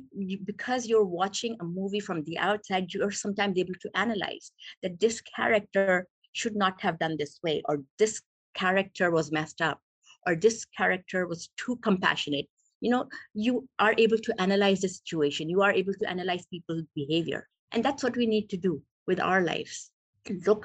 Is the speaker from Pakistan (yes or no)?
yes; Pakistan; moved away as an adult; now in California, United States; I'm originally from Pakistan, so I became a doctor there. And after becoming a doctor, I came to US